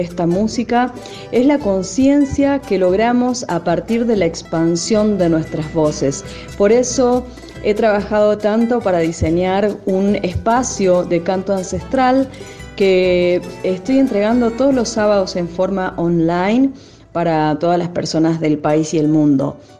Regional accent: Humahuaca, Jujuy, Argentina; Inicié muy pequeña en los escenarios del Tantanacui infantil en Humahuaca

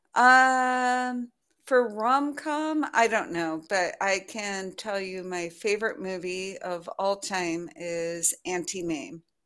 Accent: United States; now in France; as an American living in France

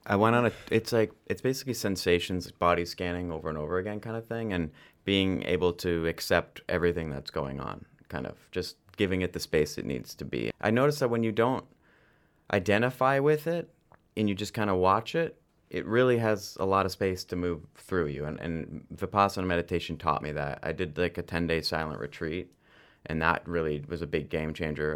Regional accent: London, Ontario, Canada; I was born in London, Ontario

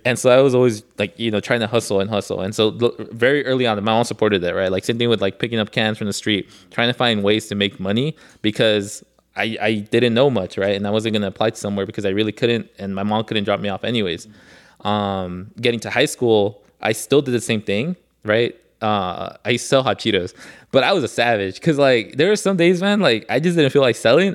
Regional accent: Los Angeles, California, United States; because I grew up in Koreatown.

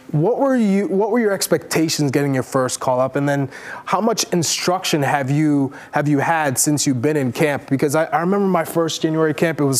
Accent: Newark, New Jersey, United States; Again, I'm from Newark, not New

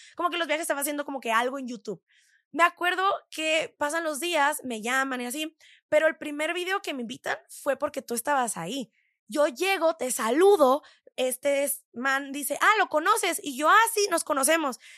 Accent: San Diego, California, United States; moved away as an adult; also born or lived in Tijuana, Mexico / Los Angeles, United States / Quebec City, Canada; now in Mexico City, Mexico; yo soy de Tijuana, ¿no? Sí. La mayoría de la gente de Tijuana es también de San Diego

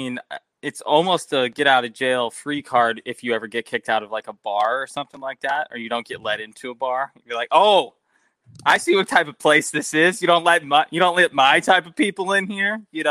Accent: North Pole, Alaska, United States; now in Arizona, United States; when I went to go get my Arizona license, I was handing them my Alaska license that said I was from North Pole.

